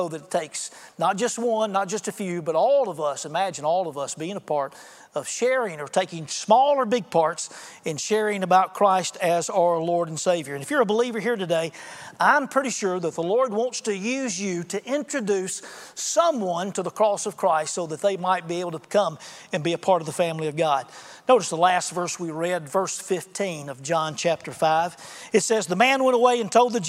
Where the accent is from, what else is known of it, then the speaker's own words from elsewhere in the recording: Alabama, United States; I'm from Alabama